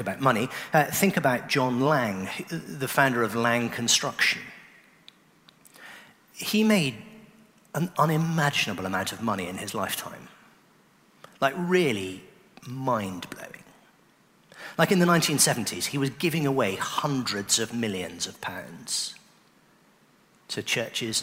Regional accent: Oxford, South East England, United Kingdom; I grew up in Oxford

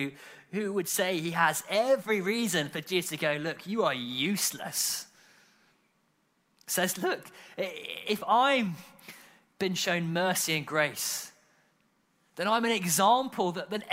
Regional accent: United Kingdom; we're British

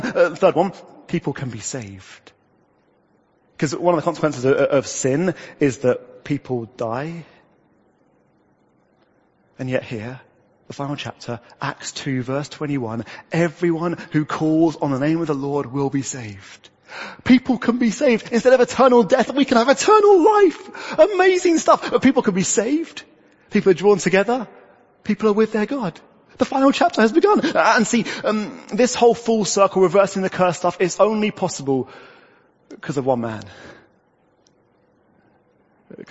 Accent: United Kingdom; we're British people living in England

